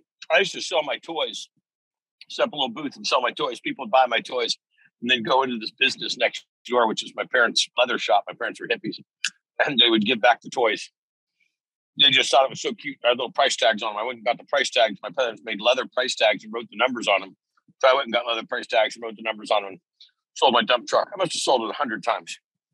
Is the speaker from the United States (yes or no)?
yes; Ferndale, California, United States; I lived in that little town of Ferndale